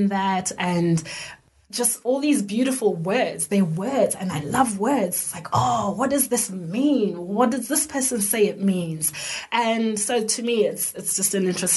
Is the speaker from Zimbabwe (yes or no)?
yes; Zimbabwe; moved away as an adult; now in Australia; So I grew up in Zimbabwe. I grew up in a middle-class suburb